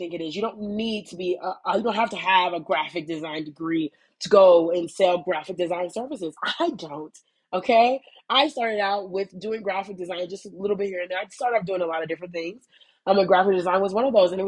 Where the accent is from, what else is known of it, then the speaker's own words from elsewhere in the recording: United States; moved away; I am an American, if you can't tell. I am an American